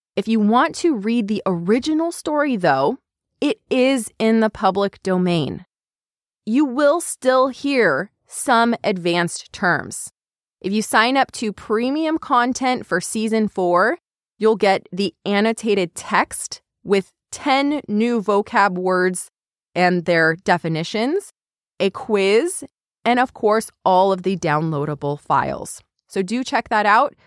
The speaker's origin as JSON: {"language": "English", "region": "California", "country": "United States", "tie": "born or raised there", "said": "growing up in California"}